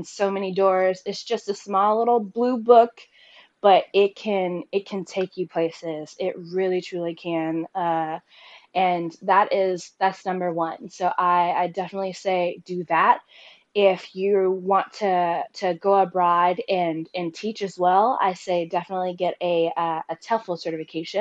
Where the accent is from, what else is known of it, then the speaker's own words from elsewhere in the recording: Cary, North Carolina, United States; moved away as an adult; also born or lived in Taiwan; I am from Cary, North Carolina